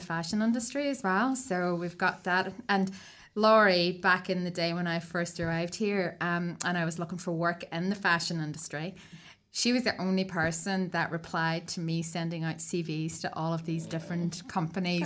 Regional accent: Ireland; moved away as an adult; also born or lived in Sydney, Australia; now in Wellington, New Zealand; I'm Irish as well.

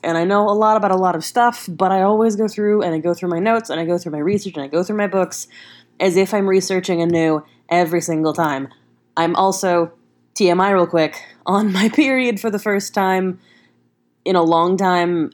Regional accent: the South, United States; I grew up in the South on a ranch.

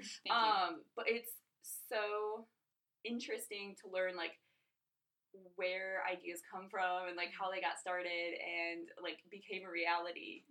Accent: Holland, Michigan, United States; I grew up and live in the Holland area

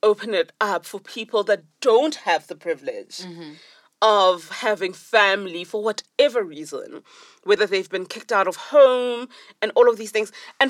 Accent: Limpopo, South Africa; now in Johannesburg, South Africa; my home is in Limpopo. I'm from Zanin.

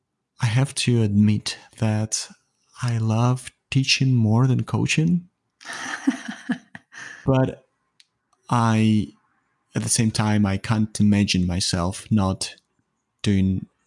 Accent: Ukraine; English is a second language; now in Toronto, Canada; I live in Toronto, Canada, but I was not born here. Mm. I was born in Eastern Europe. Originally, I'm from Ukraine. And then we traveled quite a lot and we ended up here in Canada.

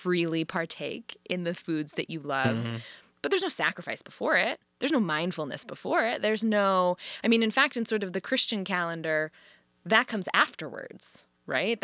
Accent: Chicago, Illinois, United States; I'm a Chicagoan

